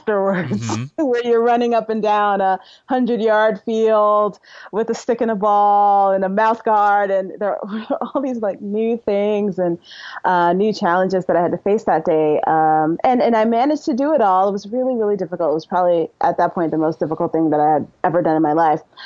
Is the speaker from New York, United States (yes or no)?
yes; New York City, New York, United States; I'm from Brooklyn, New York